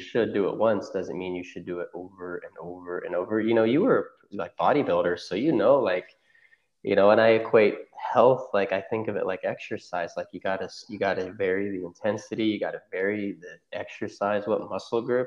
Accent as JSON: {"language": "English", "region": "Oklahoma", "country": "United States", "also_born_or_lived": "Cincinnati", "said": "I'm originally from Oklahoma. I moved back here."}